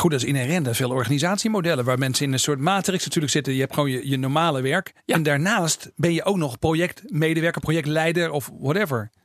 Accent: Groningen, Netherlands; ik kom zelf ook uit Groningen.

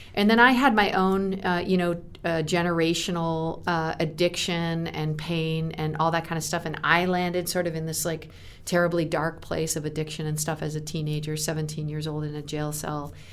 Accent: Canada; moved away as an adult; also born or lived in United States; I was living in America as a Canadian

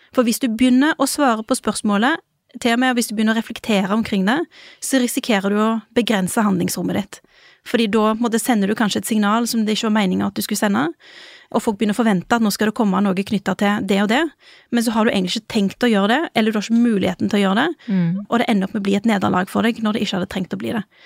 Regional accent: Rogaland, Norway; moved away; Siden jeg kom fra Rogaland

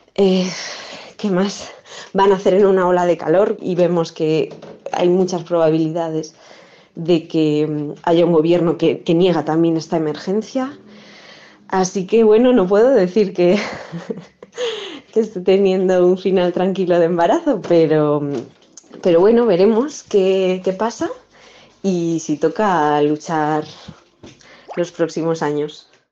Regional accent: Bilbao, Basque Country, Spain; Yo soy de Bilbao, soy vasca. Yo con siete años

